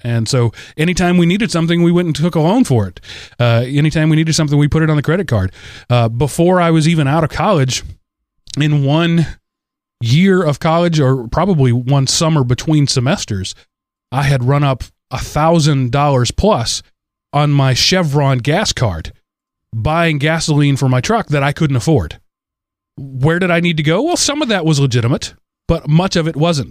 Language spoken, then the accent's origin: English; United States; I'm an American